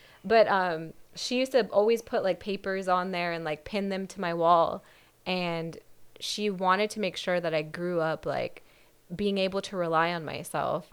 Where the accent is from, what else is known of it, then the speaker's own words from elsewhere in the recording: Whittier, California, United States; Whittier, my whole life.